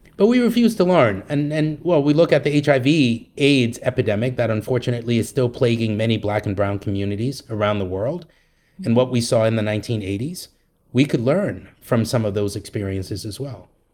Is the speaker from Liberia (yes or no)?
yes; Liberia; now in United States; I was born in the United States and then moved to Liberia when I was a, a year old.